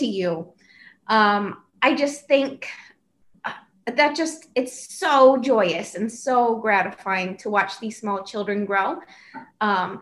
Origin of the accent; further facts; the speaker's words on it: upstate New York, United States; moved away as an adult; also born or lived in Hawaii; now in Bay Area, California, United States; I lived there for 25 years and then I moved away to finish my undergrad. I moved to Hawaii, which was a huge culture shock coming from upstate New York